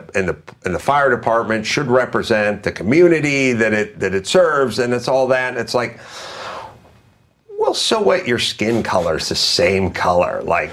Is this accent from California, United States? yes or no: yes; Valley Village, California, United States; I grew up in Valley Village.